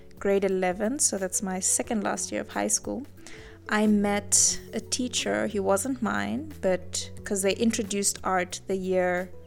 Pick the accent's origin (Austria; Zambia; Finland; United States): Zambia; Livingstone, Southern Province; moved away as an adult; now in Namibia; I grew up in Zambia in a small town called Livingston